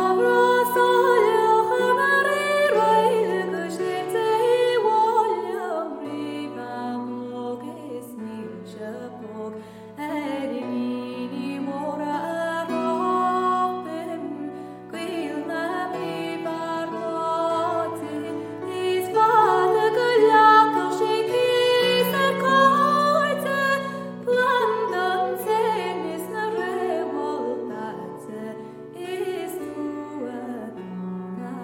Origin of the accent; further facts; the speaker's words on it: Ireland; As an Irish person playing this vernacular Irish music